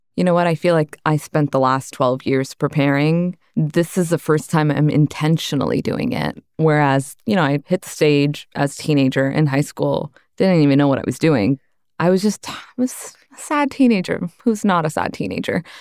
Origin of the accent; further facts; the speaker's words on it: Brampton, Ontario, Canada; also born or lived in Malton; I grew up in Malton and Brampton, which are two very heavy working class immigrant suburbs in Canada, in Ontario